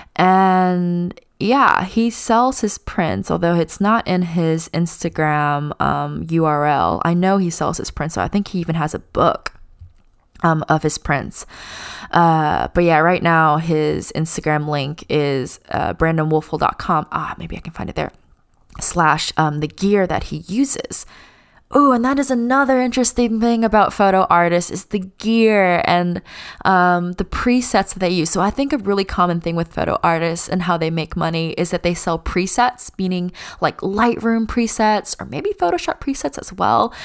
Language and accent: English; United States; even though I'm Chinese American, I was born here